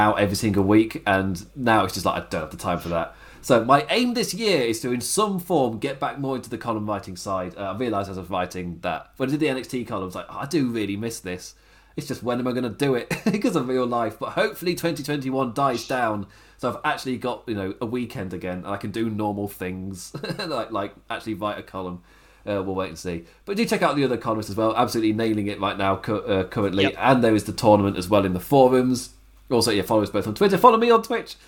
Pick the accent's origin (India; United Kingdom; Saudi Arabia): United Kingdom; England; I'm English.